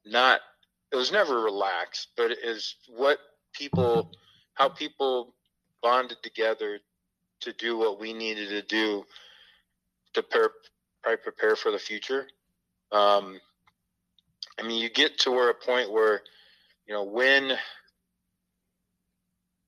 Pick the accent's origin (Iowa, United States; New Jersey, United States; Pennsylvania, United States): Iowa, United States; Fairfield; I love Fairfield. It's my hometown.